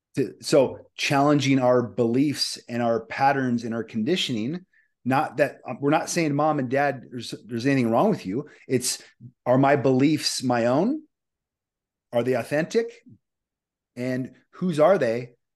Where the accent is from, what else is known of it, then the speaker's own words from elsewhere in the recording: Omaha, Nebraska, United States; I'm from Omaha, Nebraska